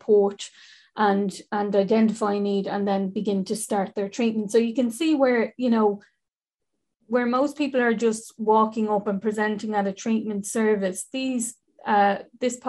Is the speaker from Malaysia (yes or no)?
no; Dublin, Leinster, Ireland; I'm from the North Inner City